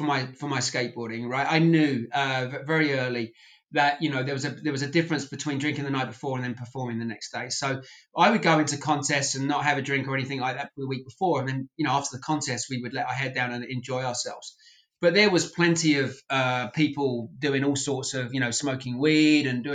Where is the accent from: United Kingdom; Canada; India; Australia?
United Kingdom; England; now in United States; I was from England